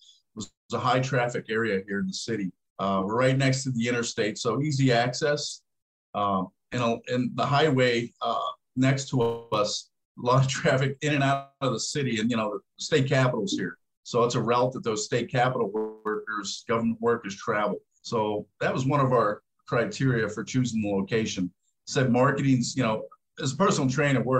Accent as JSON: {"language": "English", "town": "Pittsburgh", "region": "Pennsylvania", "country": "United States", "tie": "born or raised there", "said": "I grew up in Pittsburgh"}